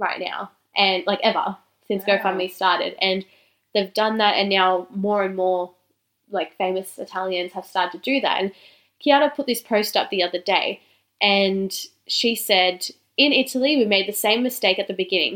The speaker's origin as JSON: {"language": "English", "country": "Australia", "said": "being Australian"}